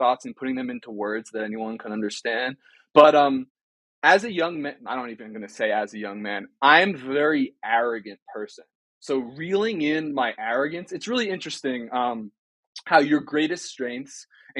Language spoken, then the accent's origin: English; New Jersey, United States; now in Boulder, United States; I'm from New Jersey.